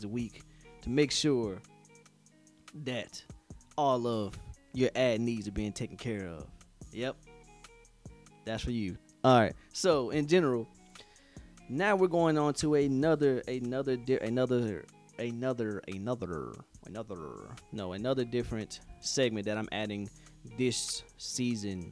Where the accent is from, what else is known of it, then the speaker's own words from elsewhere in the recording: Henderson, North Carolina, United States; moved away; also born or lived in Fayetteville, North Carolina; I am from Henderson, North Carolina, Big 252.